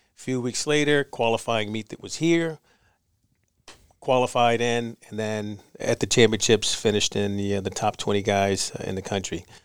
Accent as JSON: {"language": "English", "town": "New York City", "region": "New York", "country": "United States", "tie": "born or raised there", "said": "Born in Harlem."}